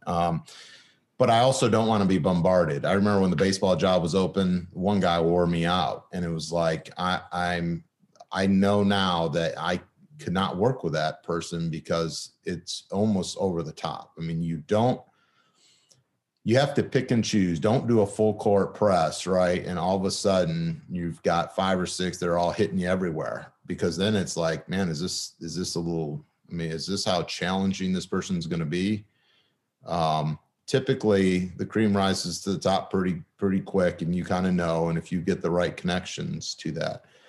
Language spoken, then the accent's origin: English; Michigan, United States; moved away as an adult; also born or lived in Kalamazoo; I'm from Michigan.